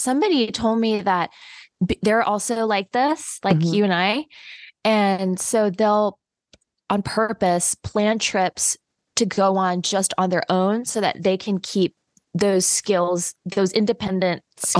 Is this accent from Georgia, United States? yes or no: yes; Athens, Georgia, United States; moved away; our trip, it was to my hometown.